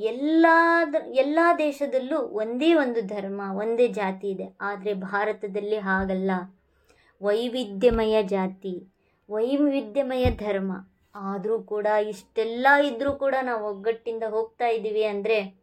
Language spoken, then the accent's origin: Kannada; India; ನಾವೆಲ್ಲರೂ ಭಾರತೀಯರೇ